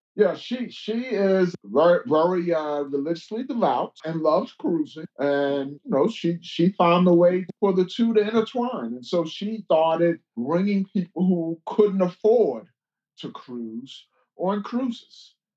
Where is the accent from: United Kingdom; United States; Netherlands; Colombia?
United States; New York City, New York; I grew up in Brooklyn, nowhere near any water